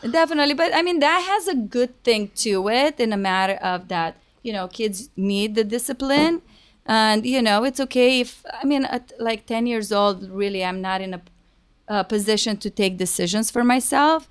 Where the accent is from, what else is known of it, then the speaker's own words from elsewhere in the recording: Rădăuți, Suceava County, Romania; moved away as an adult; now in United States; I'm originally from Romania. Um, I moved to America when I was twenty-one